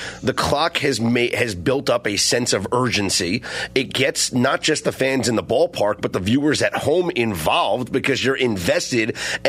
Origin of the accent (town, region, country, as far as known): Brooklyn, New York, United States; born or raised there; now in Las Vegas, United States